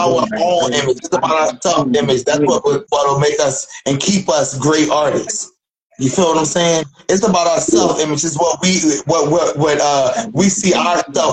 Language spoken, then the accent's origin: English; Philadelphia, Pennsylvania, United States; now in Dayton, United States; I'm from Philly